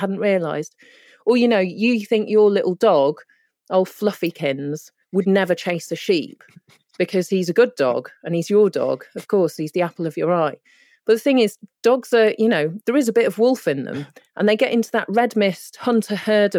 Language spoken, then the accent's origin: English; North West England, United Kingdom; I mean, my mum's Indian and my dad's Polish. I grew up in Cheshire near Manchester.